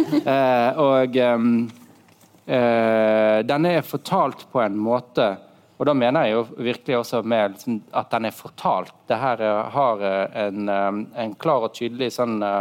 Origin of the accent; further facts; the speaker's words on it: Norway; also born or lived in Germany; oss som nordmenn